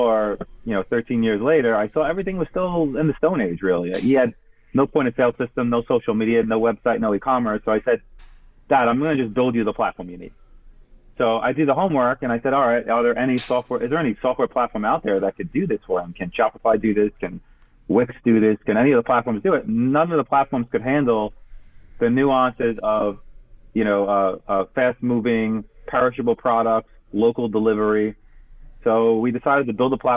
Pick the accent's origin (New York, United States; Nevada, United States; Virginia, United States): New York, United States; Brooklyn; moved away as an adult; I grew up in Brooklyn, as you're talking about, and my family has a grocery store there